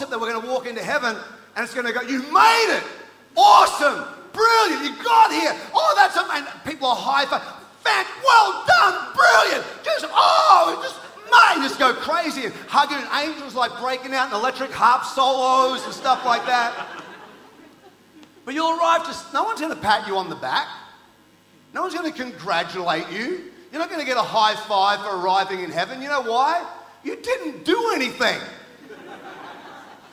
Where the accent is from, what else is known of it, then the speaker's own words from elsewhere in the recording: Townsville, Queensland, Australia; moved away; also born or lived in New Zealand; I grew up in Townsville, North Queensland